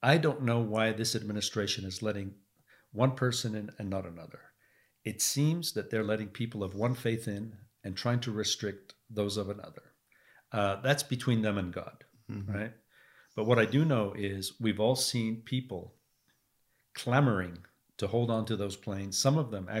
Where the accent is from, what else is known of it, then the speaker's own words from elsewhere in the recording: England, United Kingdom; Oh, yeah. I mean, so I'm from England, right?